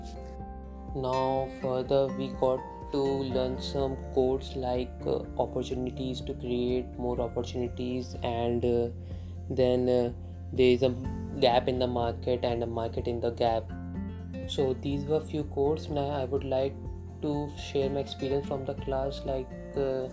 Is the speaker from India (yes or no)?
yes; Kanpur, Uttar Pradesh, India; moved away; I am from Kanpur, Uttar Pradesh